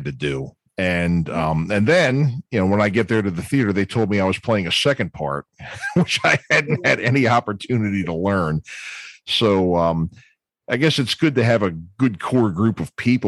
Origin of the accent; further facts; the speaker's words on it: Baltimore, Maryland, United States; I'm from Baltimore